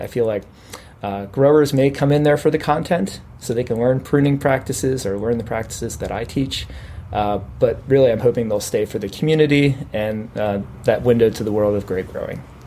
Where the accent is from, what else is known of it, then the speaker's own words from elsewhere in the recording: Pennsylvania, United States; moved away as an adult; also born or lived in Virginia / Texas / California; I'm actually originally from Pennsylvania